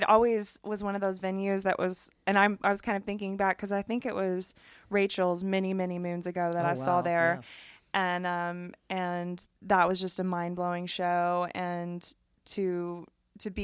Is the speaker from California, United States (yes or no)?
no; Louisville, Kentucky, United States; moved away; growing up in Louisville